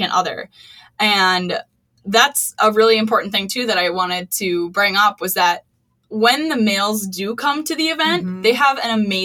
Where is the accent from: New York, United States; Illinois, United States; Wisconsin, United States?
Wisconsin, United States; now in Minnesota, United States; I grew up in Wisconsin. I knew what I was getting into moving to Minnesota.